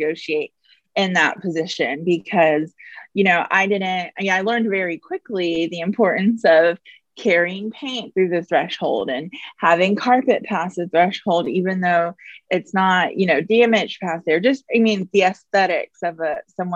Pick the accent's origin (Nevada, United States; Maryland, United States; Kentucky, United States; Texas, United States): Texas, United States; Houston; also born or lived in Iowa; Born and raised in Houston, went to college in Iowa